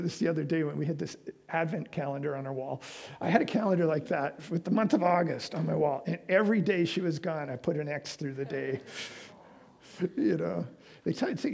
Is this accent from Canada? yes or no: yes; Vancouver, British Columbia, Canada; moved away as an adult; also born or lived in Calgary; I was from Vancouver.